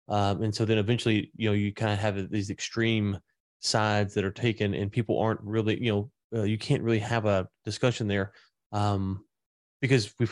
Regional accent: the American South, United States; I'm a Southerner

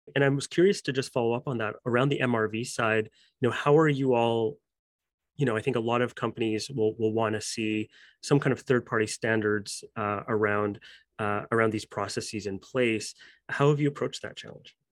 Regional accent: Canada; as a Canadian, you know, myself

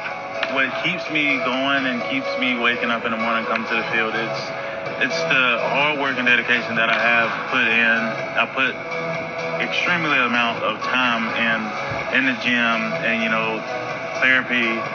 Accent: Southern United States, United States; because I'm only one from the South.

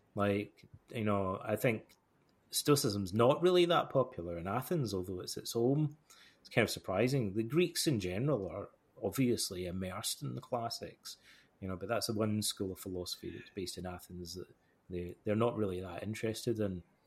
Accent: Alloway, Scotland, United Kingdom; moved away as an adult; also born or lived in Toronto, Canada / Montreal, Canada; in my hometown here

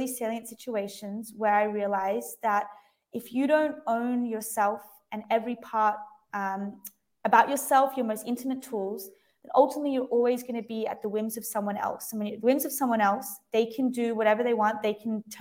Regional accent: Lennox Head, New South Wales, Australia; also born or lived in Sydney; I'm from Australia, and the majority of it from like very young to around 10 or 11, I grew up in a really small beach town on the east coast of Australia called Lennox Head

